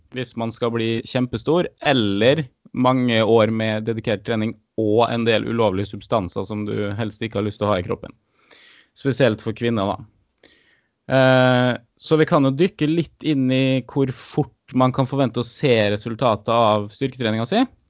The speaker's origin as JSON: {"language": "Norwegian", "town": "Molde", "region": "Møre og Romsdal", "country": "Norway", "accent": "Romsdal dialect", "said": "kommer fra Molde"}